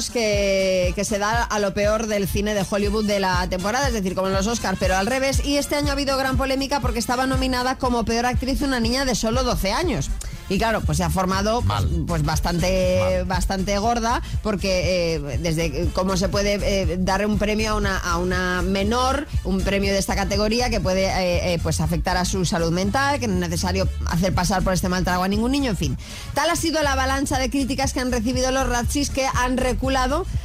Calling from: Tenerife, Canary Islands, Spain; de Tenerife.

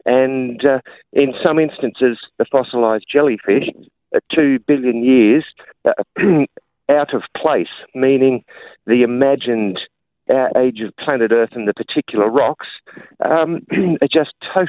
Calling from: Albany, Western Australia, Australia; I'm calling from Albany, WA

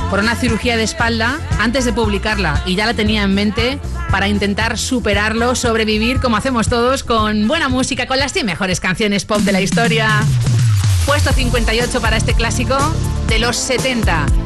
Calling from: Segovia, Castile and León, Spain; Hola, pues soy … de Segovia.

